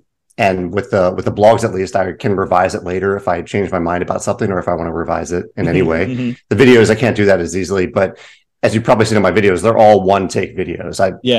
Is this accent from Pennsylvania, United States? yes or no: no; Virginia, United States; now in St. Louis, United States; I'm in St. Louis now. I'm from Virginia, but I'm